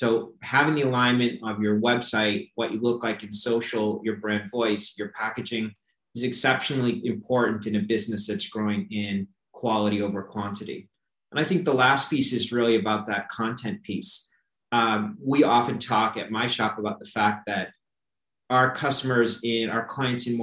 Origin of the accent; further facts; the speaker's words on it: Boston, Massachusetts, United States; also born or lived in Detroit; now in Miami, United States; Originally from Boston, I did spend a lot of time in Detroit working on automotive business, and I've been with my family here in Miami for about 10 years